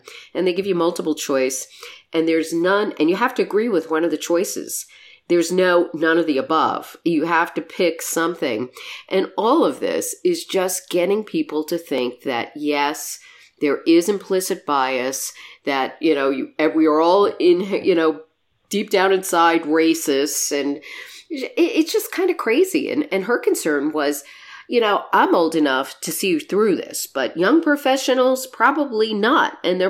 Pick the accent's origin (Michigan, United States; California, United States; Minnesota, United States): Michigan, United States; I know here in my home state of Michigan, they're doing it.